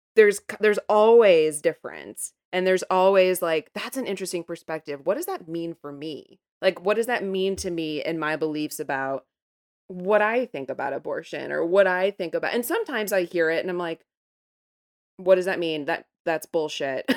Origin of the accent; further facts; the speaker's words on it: Midwest, United States; I'm from the Midwest